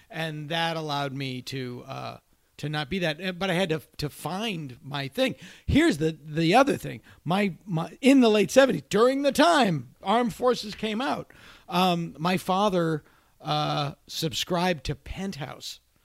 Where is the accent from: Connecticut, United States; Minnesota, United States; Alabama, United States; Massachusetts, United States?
Massachusetts, United States; I delivered drugs for a pharmacy in my hometown